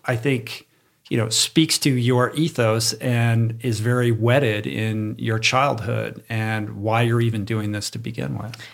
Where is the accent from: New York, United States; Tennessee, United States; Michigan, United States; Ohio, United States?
Michigan, United States; moved away; I'm originally from Michigan